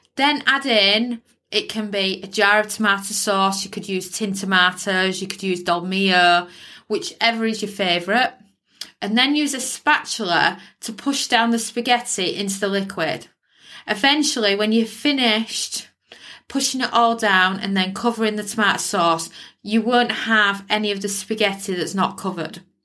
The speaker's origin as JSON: {"language": "English", "country": "United Kingdom", "said": "as a Brit"}